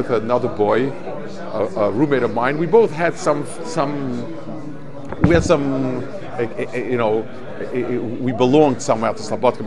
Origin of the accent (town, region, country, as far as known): United States